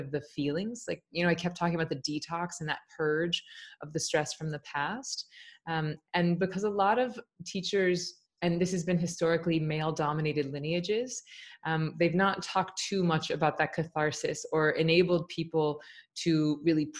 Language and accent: English; Tallahassee, Florida, United States; also born or lived in New York; I'm from Tallahassee, Florida. I teach in my hometown